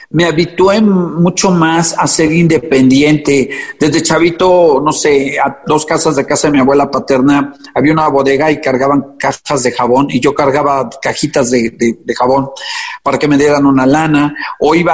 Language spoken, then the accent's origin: Spanish; Puebla, Mexico; born there; En Puebla.